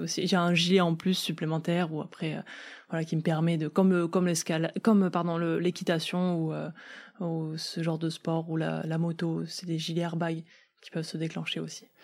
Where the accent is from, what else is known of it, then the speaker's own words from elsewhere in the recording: south-west France, France; je viens du sud-ouest de la France